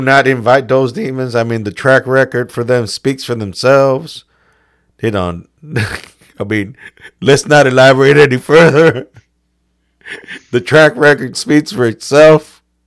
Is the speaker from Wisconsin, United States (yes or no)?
no; New York, United States; we're both from New York